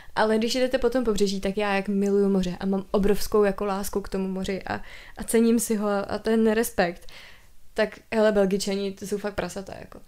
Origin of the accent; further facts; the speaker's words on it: Czechia; jsem se narodila v Česku